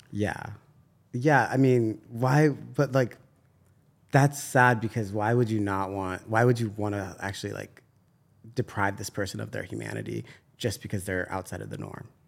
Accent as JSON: {"language": "English", "town": "San Diego", "region": "California", "country": "United States", "said": "I'm from San Diego"}